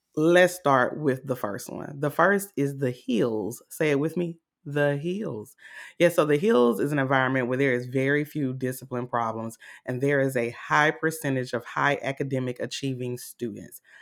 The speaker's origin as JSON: {"language": "English", "town": "Augusta", "region": "Georgia", "country": "United States", "said": "I'm from Augusta, Georgia"}